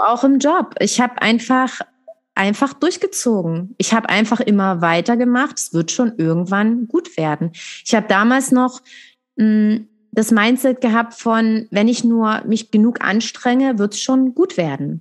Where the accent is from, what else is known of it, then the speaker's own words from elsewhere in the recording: Dresden, Saxony, Germany; Ich komme aus Dresden